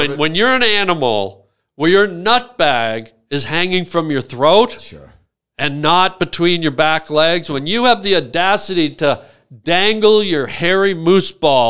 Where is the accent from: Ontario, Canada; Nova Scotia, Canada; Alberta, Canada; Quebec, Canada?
Ontario, Canada; Toronto; I grew up in Toronto